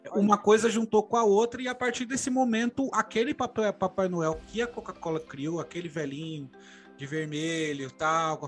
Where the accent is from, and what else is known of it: Brazil